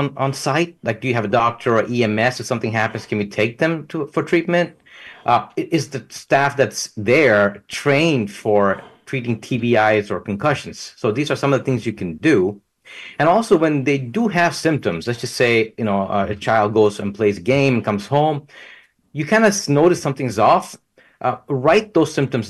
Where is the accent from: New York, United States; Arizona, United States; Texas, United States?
Texas, United States; Southeast; I come from Southeast Texas area where Jimmy Johnson was